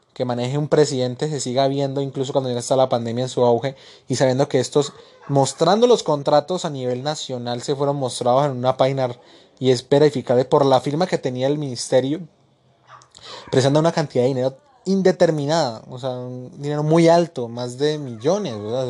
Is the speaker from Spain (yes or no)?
no; Colombia